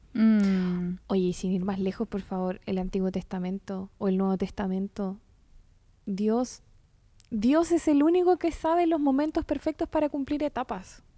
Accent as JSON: {"language": "Spanish", "country": "Chile", "said": "como chilenos"}